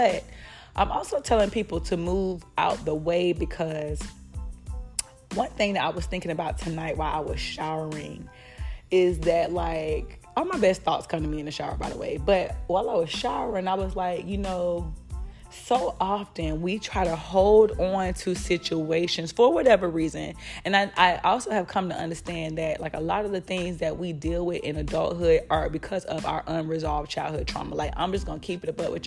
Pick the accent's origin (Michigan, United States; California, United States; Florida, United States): Florida, United States; I'm from Florida. So the way that I speak, this is my natural dialect